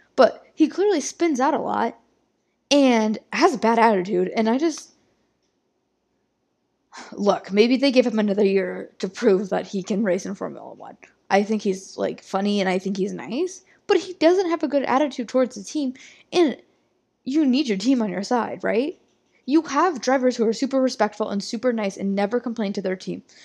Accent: Midwest America, United States; I'm from Midwest America

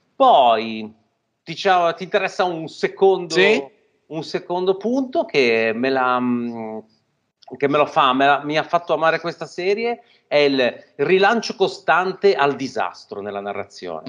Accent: Genoa, Liguria, Italy; noi, ironicamente, essendo genovesi

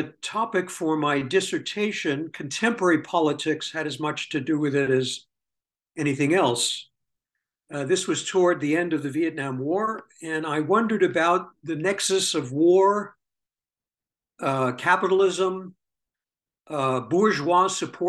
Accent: New York City, New York, United States; I was born in 1949 in the Bronx borough of New York City … themselves New York-born Jews.

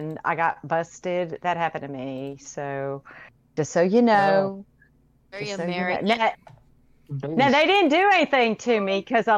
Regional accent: New Orleans, Louisiana, United States; I grew up in New Orleans, Louisiana

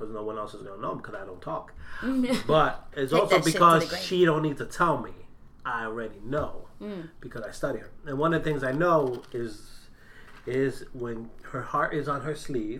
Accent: New York City, New York, United States; I grew up in Brooklyn

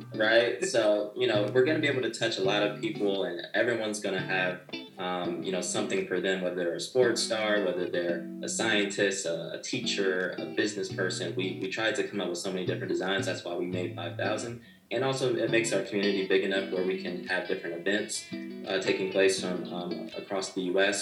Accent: Atlanta, Georgia, United States; also born or lived in Lawrenceville, Georgia; We're originally from Atlanta, Georgia

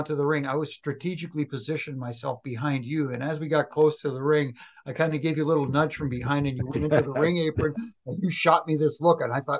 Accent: Toronto, Ontario, Canada; here in Toronto, in my hometown

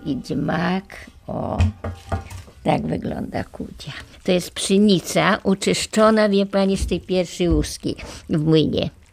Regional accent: Lviv, Lviv Oblast, Ukraine; moved away; Jestem lwowiakiem z dziada pradziada

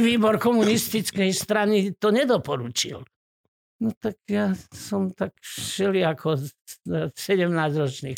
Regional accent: Hrachovo, Banská Bystrica Region, Slovakia; also born or lived in Rimavská Sobota; now in Trenčín, Slovakia; Pochádzam z Gemera, medzi Rimavskou sobotou a Hnúšťou. Je taká dedinka Hrachovo.

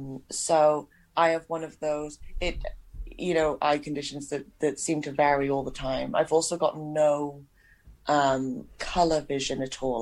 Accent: Pontypool, Wales, United Kingdom; now in Indiana, United States; I'm from Pontypool in Wales.

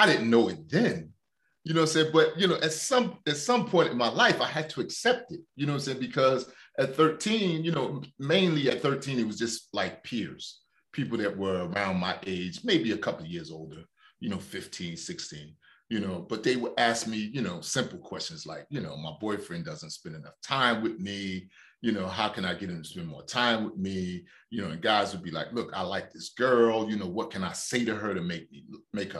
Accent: Newark, New Jersey, United States; I grew up in Newark, New Jersey

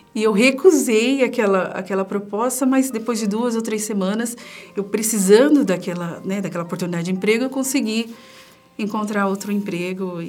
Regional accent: São Paulo, Brazil; eu sou de São Paulo, né? Eu passei toda a minha infância, adolescência na Zona Leste de São Paulo

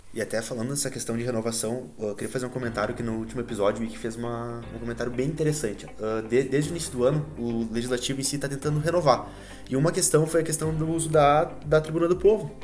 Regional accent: Gramado, Rio Grande do Sul, Brazil; eu nasci em Gramado, eu sou gramadense

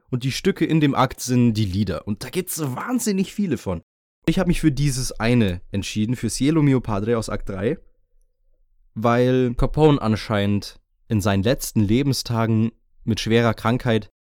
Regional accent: Bavaria, Germany; Für mich als Bayer ist es wirklich undenkbar, eine Zeit zu durchleben, in der Alkohol illegal ist.

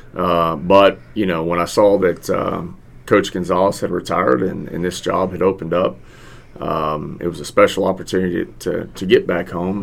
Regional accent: Victoria, Texas, United States; moved away as an adult; also born or lived in Houston, Texas / San Marcos, Texas / San Antonio, Texas; I'm originally from Victoria. I graduated from Victoria High

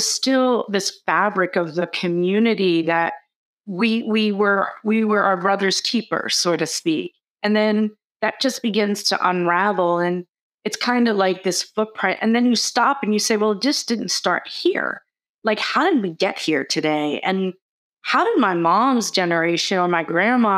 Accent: New York City, New York, United States; growing up in the Bronx, while there was so much resiliency and community fabric

